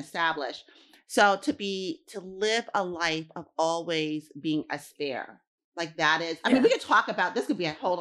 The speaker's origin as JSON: {"language": "English", "country": "United States", "said": "as an American"}